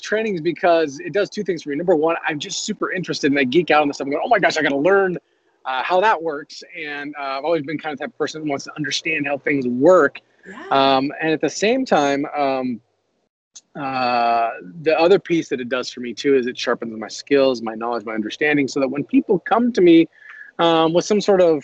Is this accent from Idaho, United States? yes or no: yes; Boise, Idaho, United States; I was raised here in Boise, went to high school here in Boise, Idaho.